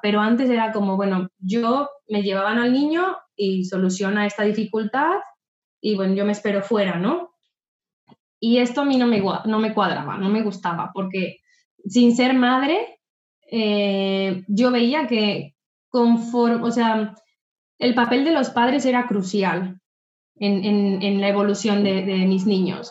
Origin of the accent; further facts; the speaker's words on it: Mexico; moved away as an adult; also born or lived in Querétaro / Riviera Maya; now in Barcelona, Spain; yo soy mexicana, tengo 33 años y vivo en Barcelona, bueno, asentada en Barcelona desde hace tres años, pero salí de México desde hace nueve